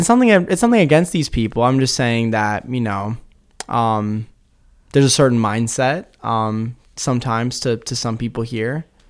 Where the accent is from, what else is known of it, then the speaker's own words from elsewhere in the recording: Chestertown, Maryland, United States; I know a lot of my fellow Kent Countyans, my Chestertonians